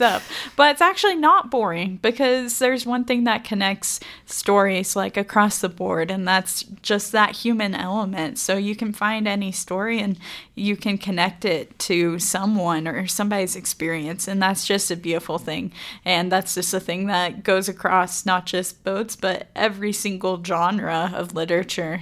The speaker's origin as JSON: {"language": "English", "town": "DeBary", "region": "Florida", "country": "United States", "also_born_or_lived": "Macclenny, Florida", "moved": "yes", "lives_now": "Idaho Falls, United States", "said": "I'm originally from DeBerry, Florida, which is near Orlando"}